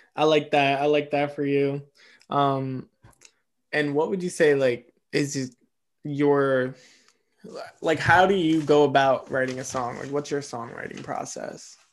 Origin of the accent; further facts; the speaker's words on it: East Coast, United States; I'm an East Coaster